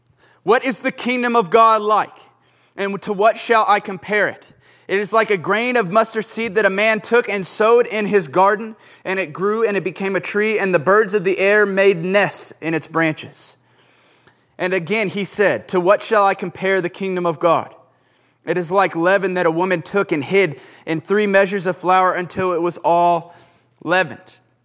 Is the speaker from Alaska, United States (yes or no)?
no; Houston, Texas, United States; moved away; I didn't like the rain until I moved here because I was from Houston, and the rain meant like certain death of humidity and just really uncomfortable.